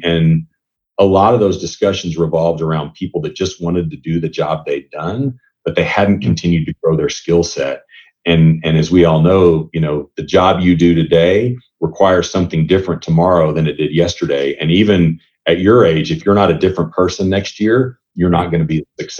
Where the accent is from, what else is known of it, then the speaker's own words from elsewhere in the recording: United States; moved away as an adult; also born or lived in Europe; As an American